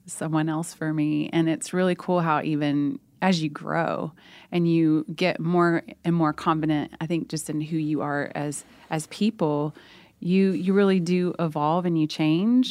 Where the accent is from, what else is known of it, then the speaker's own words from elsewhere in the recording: Oklahoma, United States; we're both from Oklahoma